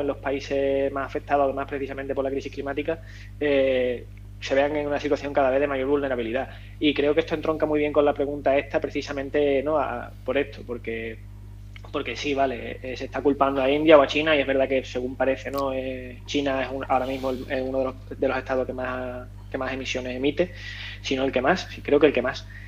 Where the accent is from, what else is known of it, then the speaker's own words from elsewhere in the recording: Andalusia, Spain; yo soy andaluz